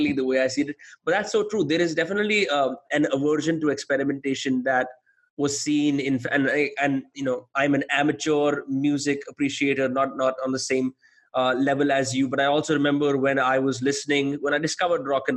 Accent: Faridabad, Haryana, India; since I grew up in Faridabad

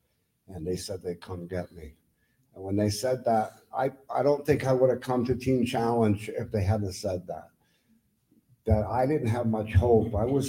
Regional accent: Lindenville, Vermont, United States; I'm from Lindenville, Vermont. I'm 60 years old, almost 61

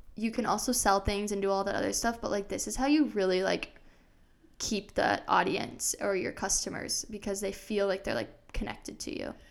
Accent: Des Moines, Iowa, United States; moved away as an adult; also born or lived in Arizona; I grew up in Iowa. I'm from Des Moines, Iowa, and then I moved to Arizona for college

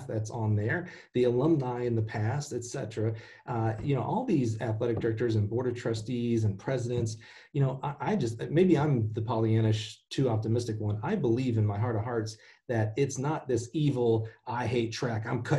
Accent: Alabama, United States; moved away; I'm the one from Alabama

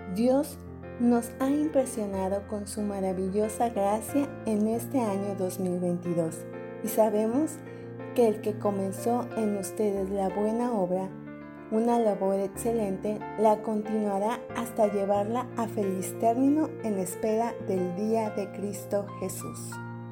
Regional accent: Tabasco, Mexico; Soy de Tabasco, México

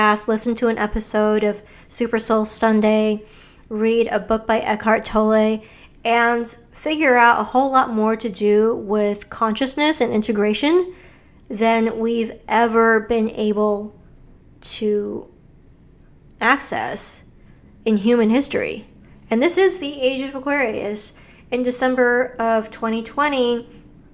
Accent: Hawaii, United States; I grew up in Hawaii in a very spiritual place

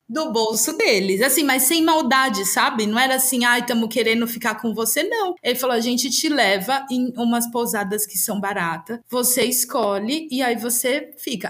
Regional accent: Brazil; Eu sou brasileira, eu sou latino-americana

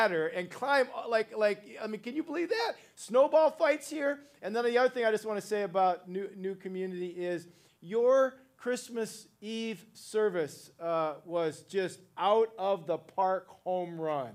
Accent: Ohio, United States; now in California, United States; I'm actually from Ohio originally and made my way out to California many, many years ago

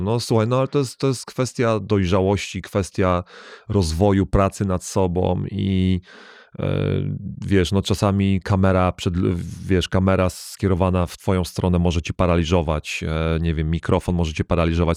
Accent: Łódź, Łódź Voivodeship, Poland; moved away as an adult; also born or lived in Germany / United States; wychowałem się w Polsce

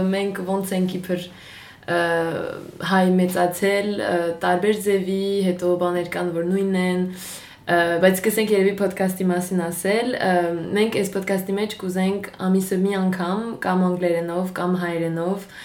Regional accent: Marseille, Provence-Alpes-Côte d'Azur, France; now in Paris, France; Ես ծնվել եմ Մարսել քաղաքում, Ֆրանսիայում եւ հիմա աշխատում եմ որպես լրագրող բայց հայ եմ

